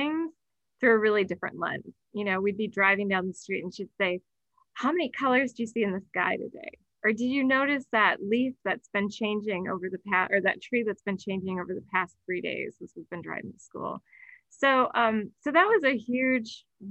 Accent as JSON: {"language": "English", "town": "Sheboygan", "region": "Wisconsin", "country": "United States", "tie": "born or raised there", "moved": "yes", "lives_now": "Boulder, United States", "said": "I was born in Sheboygan, Wisconsin, right along Lake Michigan. So my early days were really spent, along Lake Michigan"}